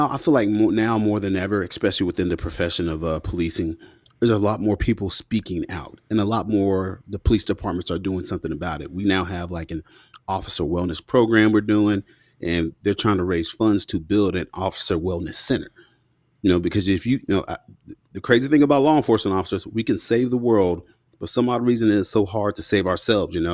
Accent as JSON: {"language": "English", "town": "Fort Knox", "region": "Kentucky", "country": "United States", "tie": "born there", "said": "So you know, I was born in Fort Knox, Kentucky, 1984, and my dad, both my mom and dad, are from Mississippi in the Mississippi Delta, in uh, Bolivar County."}